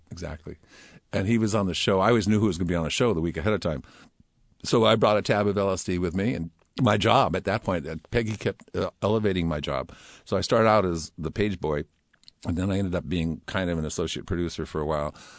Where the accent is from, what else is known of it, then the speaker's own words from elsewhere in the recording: Palo Alto, California, United States; moved away as an adult; also born or lived in Oak Ridge, Tennessee; now in Seattle, United States; I was very fortunate to have my high school years in Palo Alto.